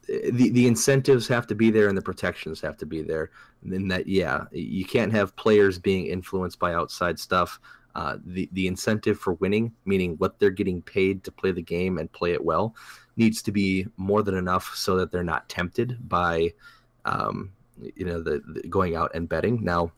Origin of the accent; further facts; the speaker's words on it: Wisconsin, United States; we're from Wisconsin.